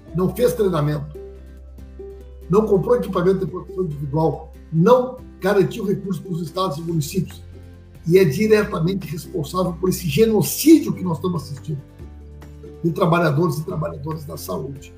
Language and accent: Portuguese; Santa Maria, Rio Grande do Sul, Brazil; minha vida toda foi construída na nossa cidade, me orgulho da minha história. Sempre estudei em colégio público, estudei lá no Bilac, toda a minha, minha infância